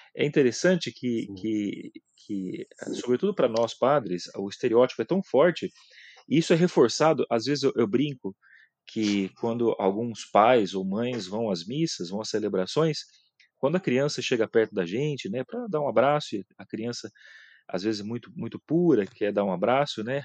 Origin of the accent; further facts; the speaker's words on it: Mirante do Paranapanema, São Paulo, Brazil; eu sou do interior de São Paulo, aqui de Presidente Prudente, né, da região de Presidente Prudente, de uma cidade chamada Mirante do Paranapanema